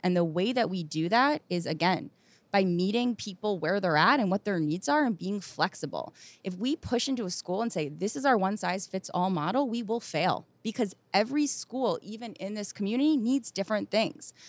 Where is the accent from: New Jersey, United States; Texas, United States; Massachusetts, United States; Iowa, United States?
New Jersey, United States; also born or lived in West Philadelphia; I grew up in New Jersey, very close to here